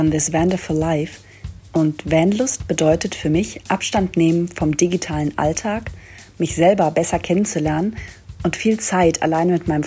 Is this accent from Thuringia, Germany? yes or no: yes; Steinbach-Hallenberg, Thuringia, Germany; Nein, also ich komme hier äh, aus dem Ort vor der Kniebreche